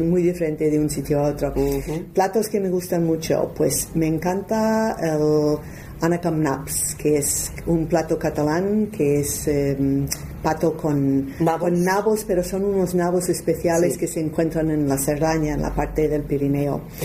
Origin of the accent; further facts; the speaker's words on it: United States; accent: strong American; first language English; Spanish is a second language; moved away as an adult; now in Barcelona, Spain; yo tengo un acento bastante fuerte americano